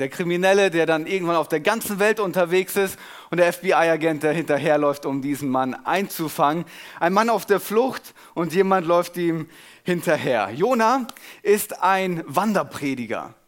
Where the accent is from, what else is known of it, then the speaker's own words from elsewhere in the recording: Germany; als Deutscher